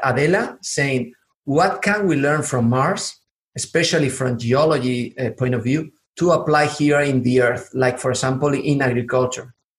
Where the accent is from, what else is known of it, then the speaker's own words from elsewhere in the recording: southern Spain, Spain; accent: southern; English is a second language; also born or lived in Atlanta, United States; I'm from the south of Spain, so actually, I always say that I have a southern accent in Spanish and also in English because uh, I was living in Atlanta